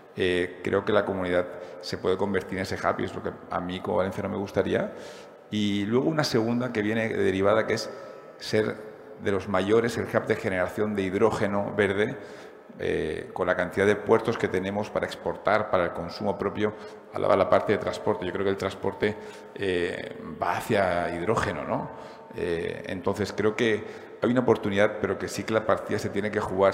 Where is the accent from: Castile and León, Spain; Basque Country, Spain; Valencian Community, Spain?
Valencian Community, Spain; como valenciano